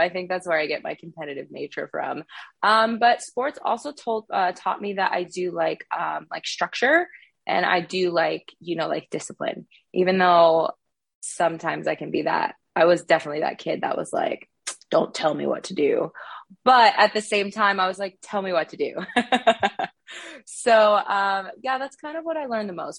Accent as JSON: {"language": "English", "town": "Thornton", "region": "Colorado", "country": "United States", "tie": "born or raised there", "moved": "yes", "said": "I'm from Thornton, Colorado, which is just outside of Denver. And I kind of had a very eclectic childhood, I guess a mix of everything. I grew up playing lots of sports"}